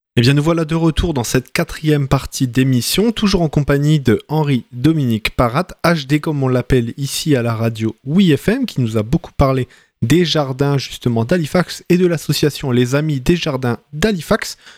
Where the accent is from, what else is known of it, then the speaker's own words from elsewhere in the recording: Lens, Hauts-de-France, France; moved away; moi, je viens du, nord de la France, à côté de Lens